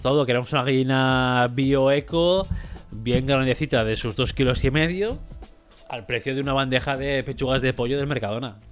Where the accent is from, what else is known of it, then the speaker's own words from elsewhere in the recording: Spain; 7 eh, millones que somos de españoles